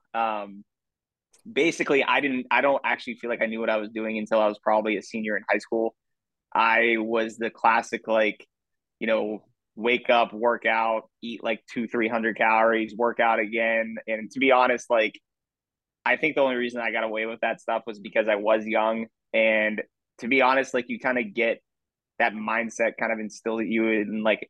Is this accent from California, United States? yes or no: no; Erie, Pennsylvania, United States; grew up in Erie, Pennsylvania. First and foremost, I w moved around a lot when I was a little kid, but mostly grew up in Pennsylvania. We moved there